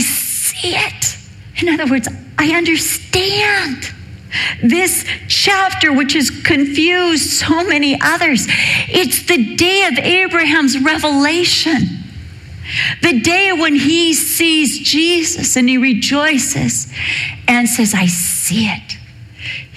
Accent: Newport Beach, California, United States; I was raised in Newport Beach. I went to Newport Heights Elementary with all the rich kids

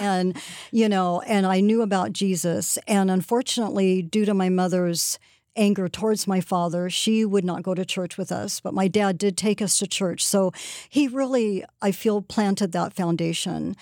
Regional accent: Southern California, United States; I worked at a local taco place where I grew up in Southern California

